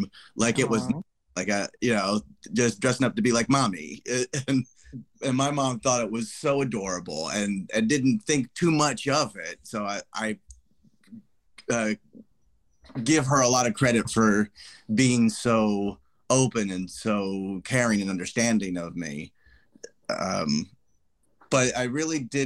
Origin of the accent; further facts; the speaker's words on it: Ohio, United States; now in New York, United States; I'm originally born and raised in Ohio